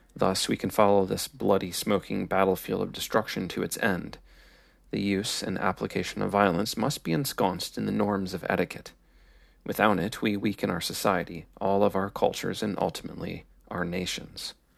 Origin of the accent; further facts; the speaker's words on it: Midwest, United States; I am American with Midwestern Scandinavian influences